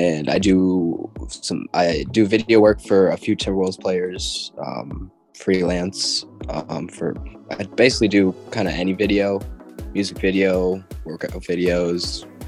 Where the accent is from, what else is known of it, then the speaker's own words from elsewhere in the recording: Minnesota, United States; also born or lived in Ukraine; I was adopted from Ukraine at one, brought here to Minnesota.